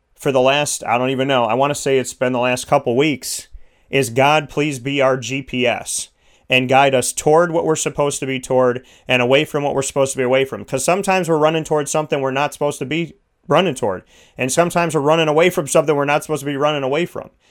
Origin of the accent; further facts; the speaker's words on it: New York, United States; I'm a New Yorker